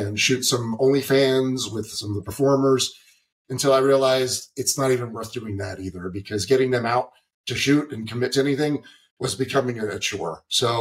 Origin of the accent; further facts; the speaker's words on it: East Coast, United States; I'm from the East Coast.